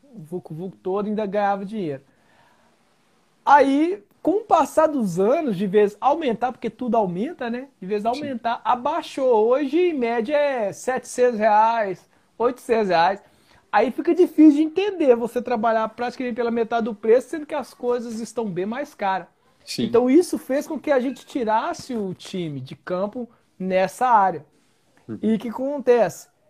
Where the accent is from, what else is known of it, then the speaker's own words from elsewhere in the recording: Belo Horizonte, Minas Gerais, Brazil; also born or lived in Ribeirão das Neves; Sou aqui de, de, da região de Belo Horizonte